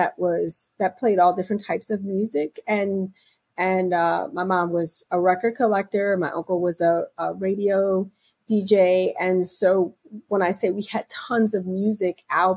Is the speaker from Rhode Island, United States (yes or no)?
no; Philadelphia, Pennsylvania, United States; now in New York, United States; I'm originally from Philadelphia.